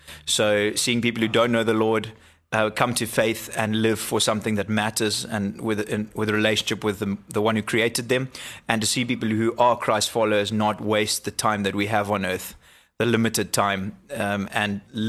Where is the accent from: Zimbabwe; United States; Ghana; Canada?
Zimbabwe; Born and bred in Zimbabwe.